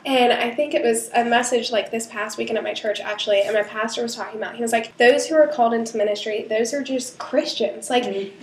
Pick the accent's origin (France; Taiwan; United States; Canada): United States; Charleston; moved away as an adult; I moved back to Charleston, like even though this was my hometown